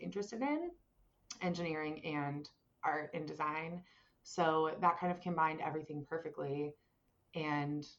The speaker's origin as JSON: {"language": "English", "town": "Indiana", "region": "Pennsylvania", "country": "United States", "tie": "born or raised there", "moved": "as an adult", "lives_now": "Philadelphia, United States", "said": "Western PA, like IUP, if you've heard of it, that is my hometown"}